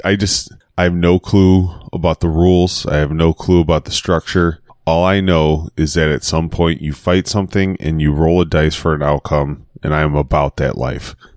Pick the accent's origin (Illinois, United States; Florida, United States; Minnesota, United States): Illinois, United States; Chicago; I'm from Chicago